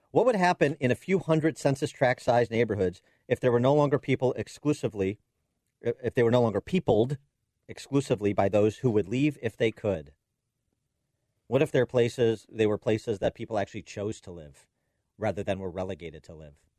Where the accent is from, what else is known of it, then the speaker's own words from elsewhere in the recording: Chicago, Illinois, United States; In Chicago, my hometown